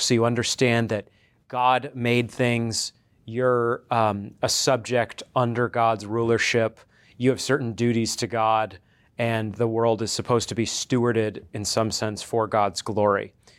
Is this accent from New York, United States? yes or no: no; coastal Maine, United States; now in Conway, Arkansas, United States; I'm originally from Maine, um, coastal Maine